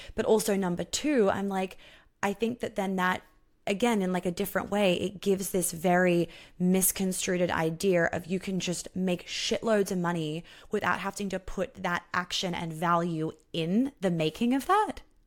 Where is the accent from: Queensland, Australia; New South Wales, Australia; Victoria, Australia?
New South Wales, Australia; Sydney; we grew up together in Sydney